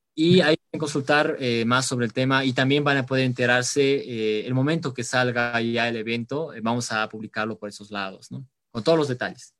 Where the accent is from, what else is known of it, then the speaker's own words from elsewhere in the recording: La Paz, Bolivia; nosotros como bolivianos, como paseños